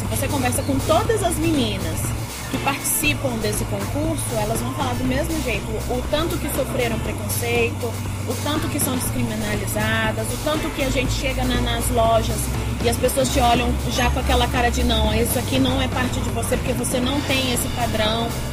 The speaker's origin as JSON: {"language": "Portuguese", "town": "Brasília", "region": "Federal District", "country": "Brazil", "tie": "born or raised there", "said": "eu nasci em Brasília, sou filha de gaúcho, é, de, de gaúcha com boliviano. E desde sempre morei aqui, nunca morei em outro"}